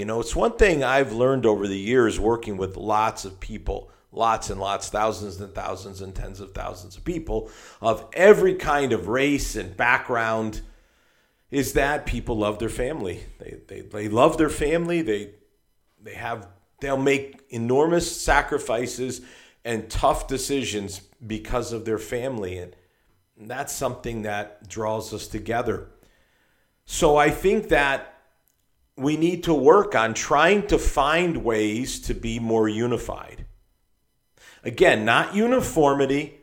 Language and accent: English; Hartford, Connecticut, United States; I come from Hartford, Connecticut, which is almost exactly equidistant between New York and Boston